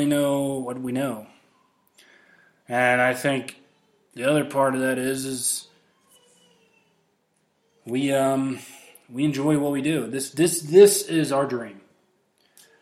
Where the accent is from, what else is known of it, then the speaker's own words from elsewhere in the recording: Midwest, United States; now in Colorado, United States; I'm from the Midwest